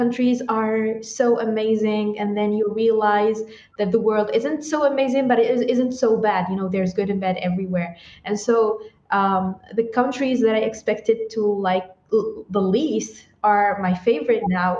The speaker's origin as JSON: {"language": "English", "town": "Blida", "region": "Blida Province", "country": "Algeria", "tie": "born or raised there", "also_born_or_lived": "Tamanrasset, Algeria", "said": "I'm originally from Algeria. I grew up in a small city that's called Blida."}